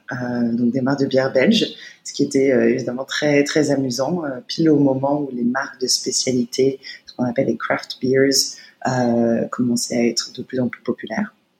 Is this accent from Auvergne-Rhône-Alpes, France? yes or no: no; Paris, Île-de-France, France; moved away as an adult; now in China; Je suis née à Paris dans le 13e arrondissement